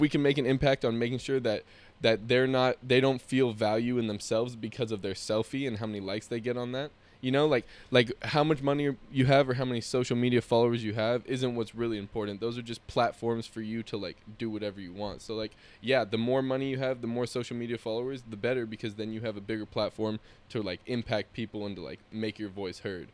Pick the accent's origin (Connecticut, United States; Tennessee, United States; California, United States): California, United States; San Jose; our childhood growing up in Willow Glen, California